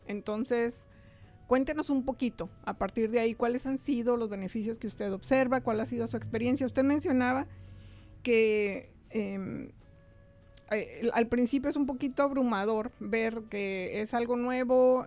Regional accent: Mexico; moved away as an adult; now in United States; Yo llegué directito de México buscando una escuela para mis hijos

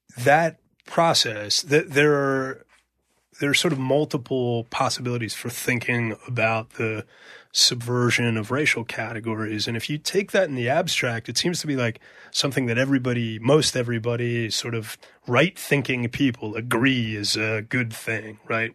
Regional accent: New York City, New York, United States; I went to, um, junior high school at, called I S two forty-six

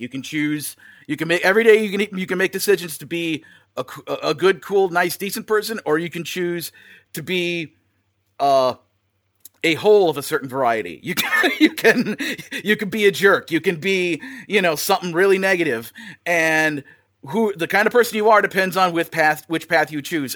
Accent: Wisconsin, United States; moved away as an adult; now in Burbank, United States; I'm originally from Wisconsin, uh, spent most of my life out in the Midwest

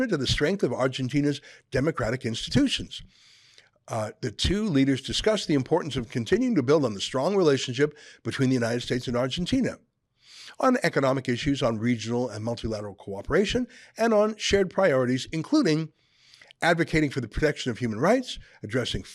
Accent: Canada; I'm a Canadian through and through

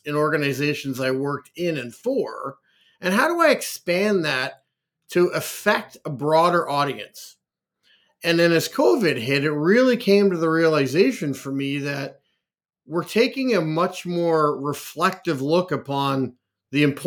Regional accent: Canada; also born or lived in Liverpool, England / Oakville, Ontario; I was born in Liverpool, England, and have grown up most of my life and lived in Canada

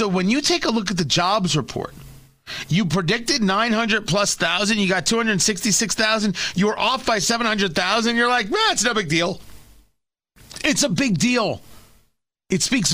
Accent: New Jersey, United States; also born or lived in Brooklyn, New York; I was born in Brooklyn. I grew up in Jersey.

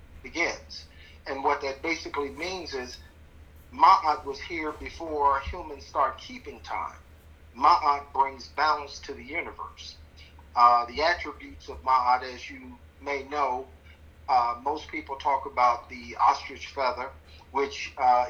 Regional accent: Chicago, Illinois, United States; I was born in 1960 in Chicago, Illinois

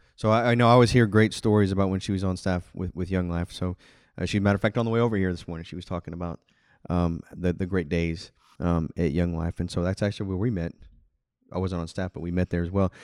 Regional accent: Houston, Texas, United States; I grew up in Houston, suburb of Houston

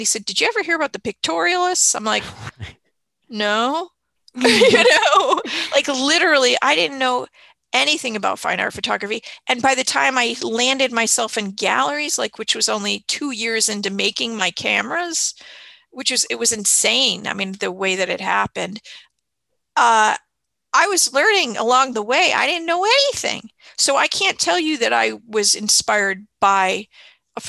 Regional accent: Chicago, Illinois, United States; also born or lived in Miami; I moved from Miami to Chicago when I was six

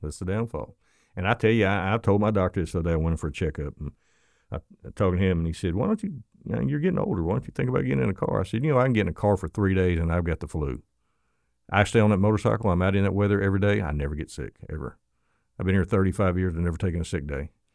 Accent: Florida, United States; accent: southern; me with my southern accent and Florida

